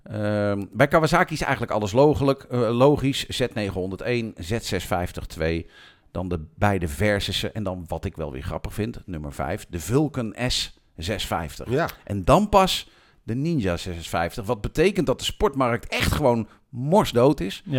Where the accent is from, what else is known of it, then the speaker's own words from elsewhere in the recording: Amersfoort, Utrecht, Netherlands; ik kom uit Amersfoort.